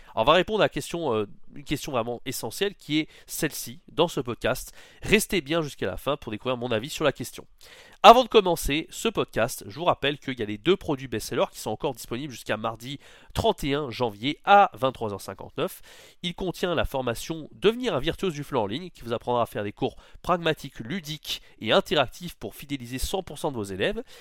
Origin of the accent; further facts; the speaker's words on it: France; first language French; on est français, c'est notre langue maternelle